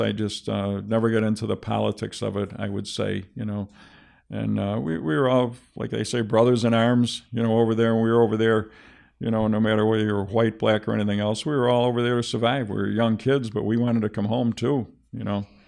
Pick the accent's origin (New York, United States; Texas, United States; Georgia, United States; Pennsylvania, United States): New York, United States; Buffalo; I'm from, I was from Seneca Street